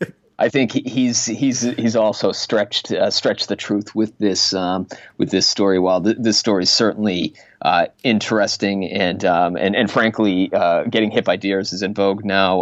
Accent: Waltham, Massachusetts, United States; I grew up in Waltham

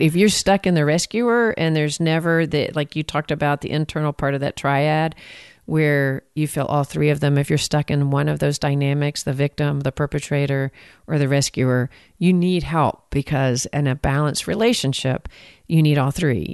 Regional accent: Texas, United States; accent: Texan; I'm from Texas

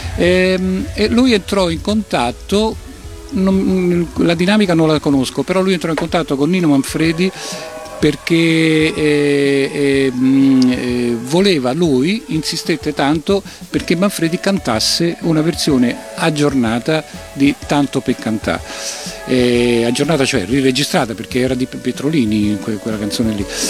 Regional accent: Rome, Lazio, Italy; noi siamo di Roma

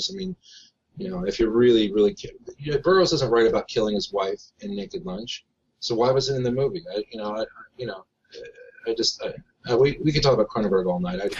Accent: Harrisburg, Pennsylvania, United States; born there; uh, I started off in Harrisburg. I was born in Harrisburg.

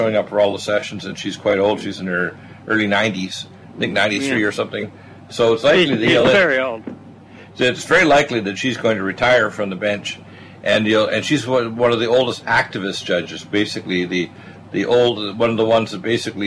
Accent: Canada; moved away; also born or lived in Detroit, Michigan, United States / British Columbia / Nova Scotia; the first half of my life I was raised in Canada

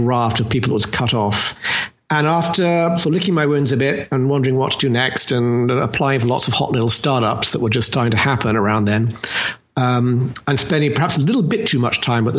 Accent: London, United Kingdom; accent: British; now in United States; I am in fact from London, as you may have correctly surmised. But I've been actually living here in the US since 86

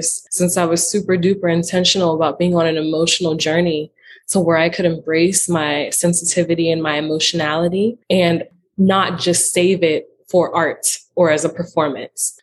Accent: Western Pennsylvania, United States; I grew up in Western Pennsylvania

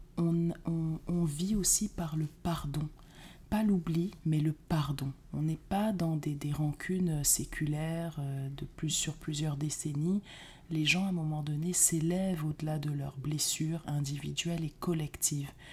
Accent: Cameroon; moved away; quand j'étais petite euh, au Cameroun

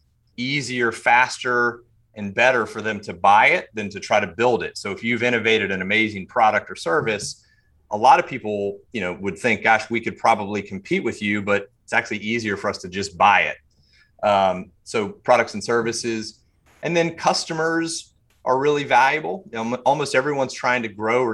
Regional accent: Charlotte, North Carolina, United States; also born or lived in Mint Hill; I grew up here in Charlotte

